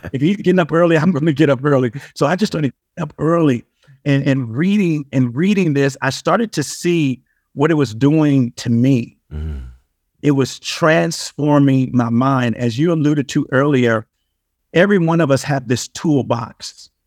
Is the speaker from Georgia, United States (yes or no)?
no; Compton, California, United States; But I'm originally from Compton, California.